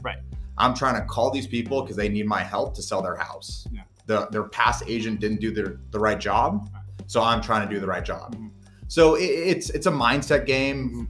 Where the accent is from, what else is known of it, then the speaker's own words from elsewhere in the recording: San Jose, California, United States; born and raised in San Jose